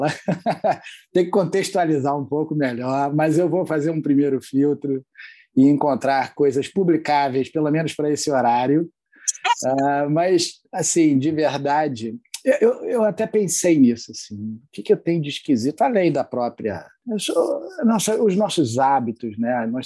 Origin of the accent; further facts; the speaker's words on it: Rio de Janeiro, Brazil; Eu já não tenho tanto sotaque assim quanto o André, né, de carioca, mas sou carioca também da Gema.